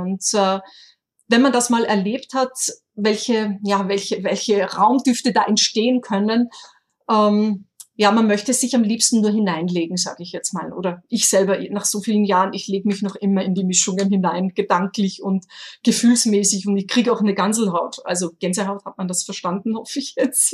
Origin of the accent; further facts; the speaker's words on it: Austria; accent: Austrian dialect; mit meinem österreichischen Dialekt